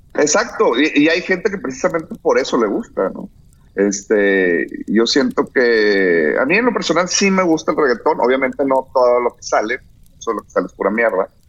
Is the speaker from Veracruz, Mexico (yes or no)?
no; Monterrey, Nuevo León, Mexico; soy de Monterrey